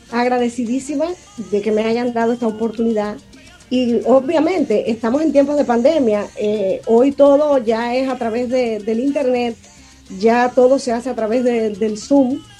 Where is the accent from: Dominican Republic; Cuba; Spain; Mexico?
Cuba; now in Florida, United States; soy nacida y criada en Cuba, pero bueno, vivo en Estados Unidos, en la Florida